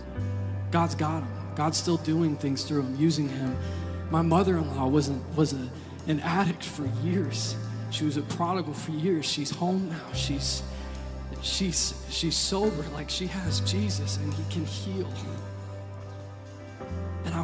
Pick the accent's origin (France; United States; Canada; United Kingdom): United States; Michigan; I'm from Michigan